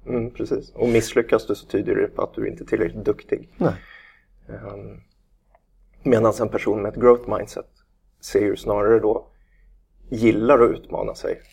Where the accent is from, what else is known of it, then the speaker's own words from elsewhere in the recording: Nacka, Stockholm County, Sweden; vi är ju från eh, Nacka bägge två